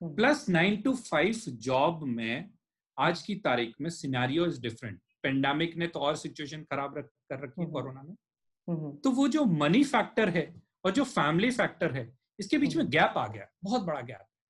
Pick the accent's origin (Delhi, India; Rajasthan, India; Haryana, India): Rajasthan, India; मैं राजस्थान का